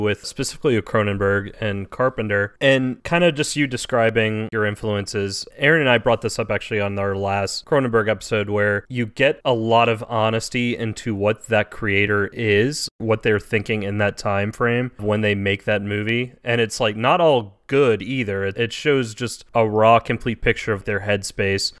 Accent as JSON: {"language": "English", "town": "New Orleans", "region": "Louisiana", "country": "United States", "tie": "born or raised there", "said": "someone who was born and raised in New Orleans"}